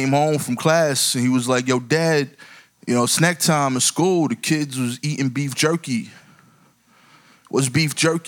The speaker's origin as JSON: {"language": "English", "town": "New York City", "region": "New York", "country": "United States", "said": "I'm from East New York, Brooklyn"}